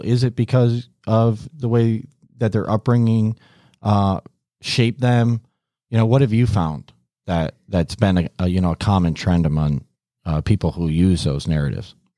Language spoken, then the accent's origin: English; Syracuse, New York, United States; moved away as an adult; now in Miami, United States; I grew up in the Syracuse area